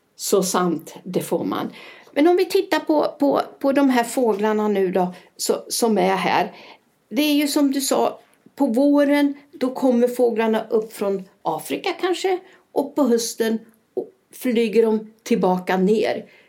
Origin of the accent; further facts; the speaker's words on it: Sweden; now in Spain; jag kommer ju också från Sverige